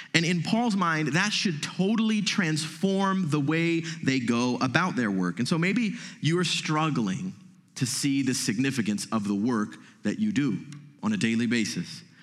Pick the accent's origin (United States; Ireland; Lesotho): United States; as American Christians